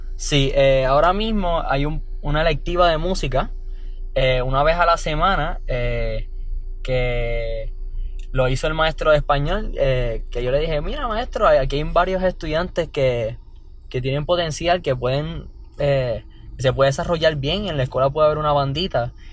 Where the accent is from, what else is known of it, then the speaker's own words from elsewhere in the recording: San Juan, Puerto Rico; vengo de Cupe Alto, San Juan